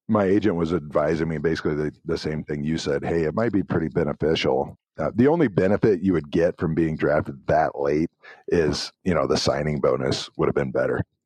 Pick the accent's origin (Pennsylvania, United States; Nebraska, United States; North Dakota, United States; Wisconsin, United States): Nebraska, United States; Tekamah; I'm from Tacoma, Nebraska, a tiny town